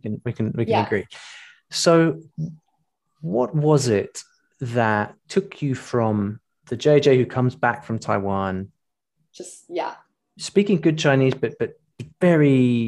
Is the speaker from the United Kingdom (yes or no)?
yes; United Kingdom; We in the UK have that exact same problem, because we're not British people are not the best foreign exports